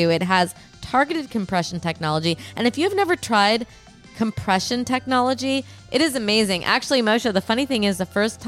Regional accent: Rockford, Illinois, United States; my hometown of Rockford, Illinois

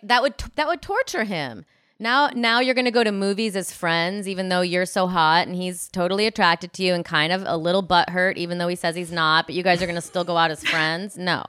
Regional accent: Illinois, United States; moved away; I'm from Illinois, and I'm similar to Rockford, Illinois, like Midwest

